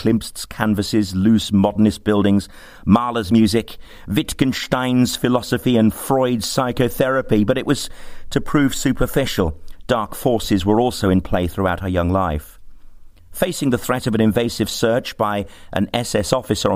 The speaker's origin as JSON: {"language": "English", "town": "Birmingham", "region": "West Midlands", "country": "United Kingdom", "tie": "born or raised there", "said": "Growing up in Birmingham was culturally rich"}